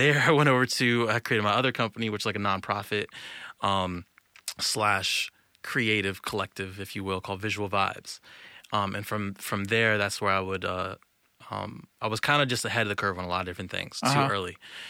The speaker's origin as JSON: {"language": "English", "region": "Virginia", "country": "United States", "said": "So, I'm from Virginia, Northern Virginia."}